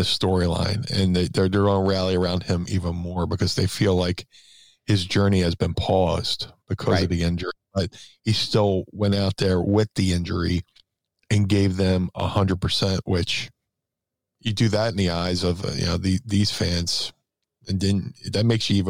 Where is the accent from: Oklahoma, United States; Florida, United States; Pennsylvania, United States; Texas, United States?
Pennsylvania, United States; Philadelphia; Being a Philadelphian